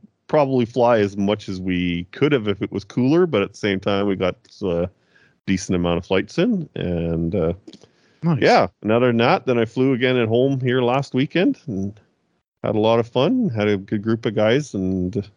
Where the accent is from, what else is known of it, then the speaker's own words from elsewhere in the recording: Kamloops, British Columbia, Canada; my hometown of Kamloops, BC